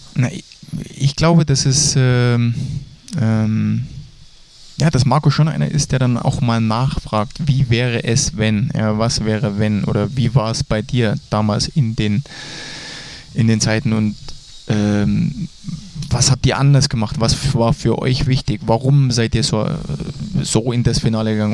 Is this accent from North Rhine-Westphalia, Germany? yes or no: no; Dresden, Saxony, Germany; ich bin in Dresden groß geworden, also die Sprache können wir noch.